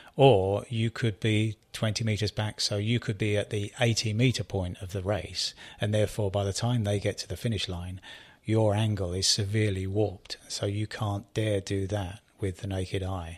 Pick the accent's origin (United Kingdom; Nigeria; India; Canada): United Kingdom; I'm British